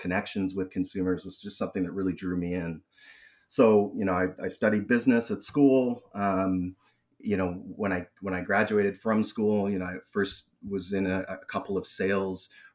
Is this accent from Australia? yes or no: no; British Columbia, Canada; also born or lived in Toronto, Ontario; I was born in Toronto, but I've been currently now situated in Vancouver, BC, and I've been in British Columbia most of my life